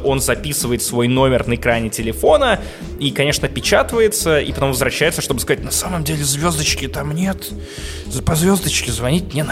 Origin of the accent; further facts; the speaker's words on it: Russia; я честно говорю, что из России.